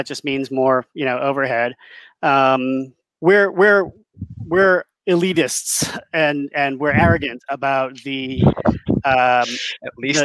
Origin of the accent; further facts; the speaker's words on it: Massachusetts, United States; I was a paper boy growing up in Massachusetts